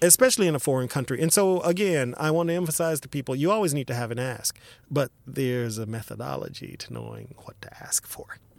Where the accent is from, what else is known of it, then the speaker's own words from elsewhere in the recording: Dallas, Texas, United States; even though I was born in Dallas, my parents are basically say uh, country people from say Eastern Texas, Jefferson, Texas, etc